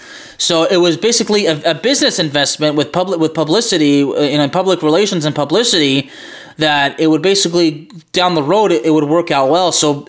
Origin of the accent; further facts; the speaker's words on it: Dallas, Texas, United States; my hometown of Dallas Fort Worth of the Metroplex